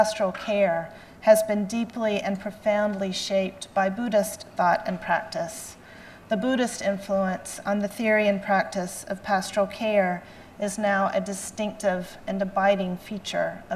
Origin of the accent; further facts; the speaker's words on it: the South, Southern United States, United States; accent: Southern; my Southern accent